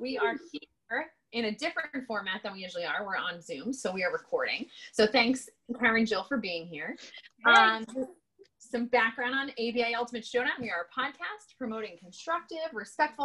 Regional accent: Jersey Shore, New Jersey, United States; also born or lived in Hawaii; I was born and raised on the Jersey Shore.

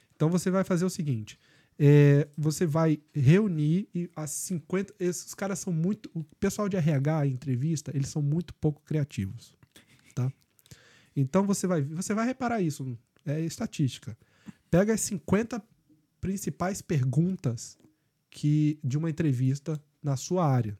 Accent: Brazil; moved away as an adult; also born or lived in Canada; now in Ireland; nós somos brasileiros

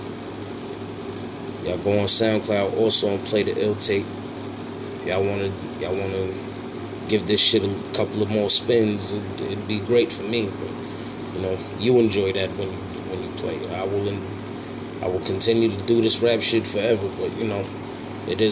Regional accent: New York City, New York, United States; when I go home to Crown Heights, I don't have to worry about nothing because I'm from Crown Heights.

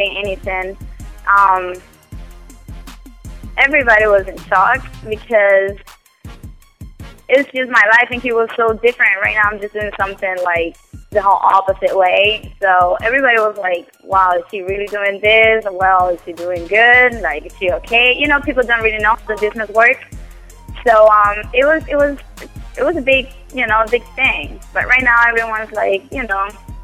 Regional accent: Cuba; English is a second language; moved away as an adult; I came from Cuba. I came 5 years ago.

